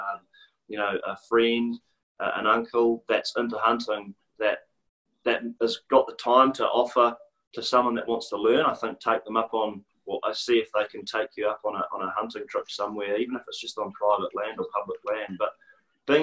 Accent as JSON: {"language": "English", "area": "Kaimai Range", "region": "Bay of Plenty", "country": "New Zealand", "tie": "born or raised there", "said": "I grew up around the Kaimais"}